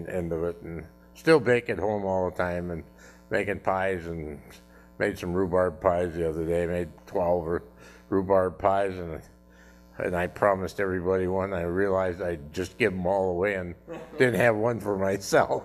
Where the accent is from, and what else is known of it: North Dakota, United States; born or raised there; now in Davenport, United States